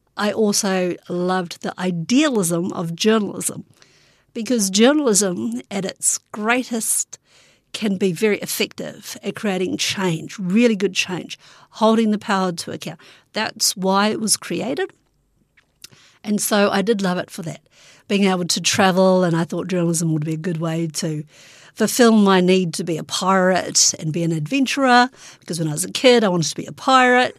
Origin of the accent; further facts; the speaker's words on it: Hastings, Hawke's Bay, New Zealand; moved away; I also grew up in Hastings